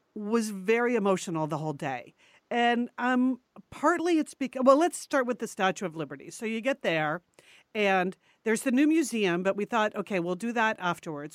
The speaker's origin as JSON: {"language": "English", "country": "United States", "tie": "born or raised there", "also_born_or_lived": "New York City", "moved": "yes", "said": "all those years we grew up right outside of New York City, and all the years I lived in New York City"}